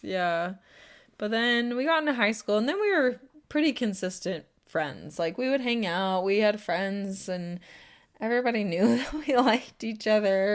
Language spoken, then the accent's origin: English; Temecula, California, United States; born or raised there